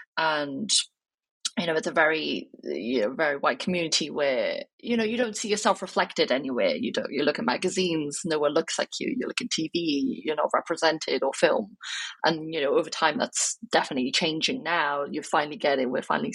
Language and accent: English; Wales, United Kingdom; And then I would say, I'm from Wales.